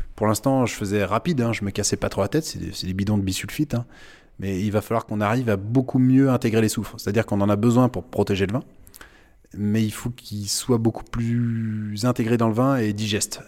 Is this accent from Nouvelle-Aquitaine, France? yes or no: no; Sèvre et Maine, Pays de la Loire, France; now in Ancenis, France; je suis originaire du Sévramen, hein, plein quart du Muscadet